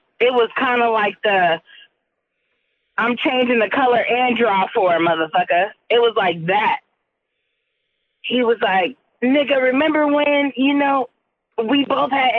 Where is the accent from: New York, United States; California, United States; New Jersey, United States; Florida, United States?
California, United States; Richmond; I'm from Richmond, California